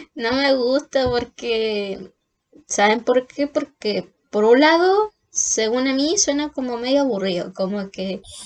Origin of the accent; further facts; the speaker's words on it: Hualpén, Biobío, Chile; nací en Concepción, en particularmente en Walpen